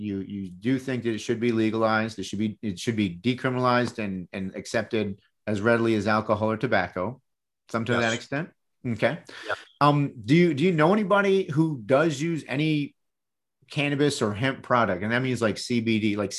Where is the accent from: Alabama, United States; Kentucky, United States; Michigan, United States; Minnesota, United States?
Michigan, United States; East Lansing; now in Virginia, United States; I grew up in East Lansing, where Michigan State was, or is rather.